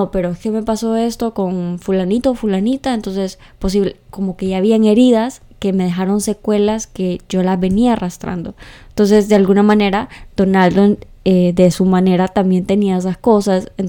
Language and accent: Spanish; Santa Bárbara, Honduras; Soy de Santa Bárbara.